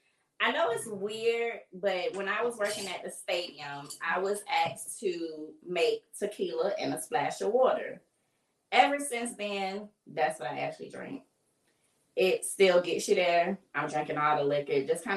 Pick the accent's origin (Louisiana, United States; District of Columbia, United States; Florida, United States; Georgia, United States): Florida, United States; Fort Lauderdale; I am originally from Fort Lauderdale, Florida. Fort Lauderdale? Yes. Born and raised.